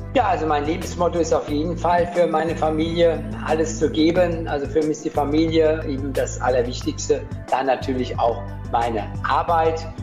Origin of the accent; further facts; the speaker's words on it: Weilburg, Hesse, Germany; also born or lived in Gießen / Rödermark / Mainz / Niedernhausen; now in Wiesbaden, Germany; Geboren bin ich in Weilburg, wenn man so will, und mit meinen Eltern dann später Richtung Rödermark gezogen